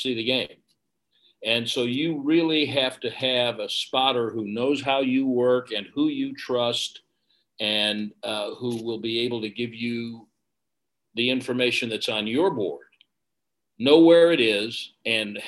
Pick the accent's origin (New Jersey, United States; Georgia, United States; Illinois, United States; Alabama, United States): Illinois, United States; Chicago; moved away; I was born in Chicago. We moved away. We were there frequently during the summers and moved back when I was in high school